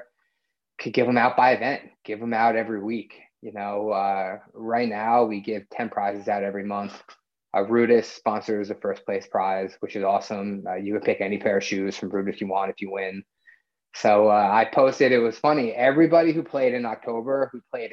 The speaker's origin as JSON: {"language": "English", "region": "New Jersey", "country": "United States", "said": "I'm from New Jersey"}